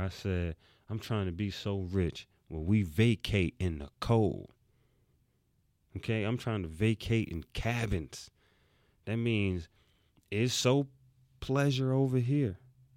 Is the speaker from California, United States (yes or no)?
no; New York City, New York, United States; I'm from New York City. And I grew up where you had to have on that winter coat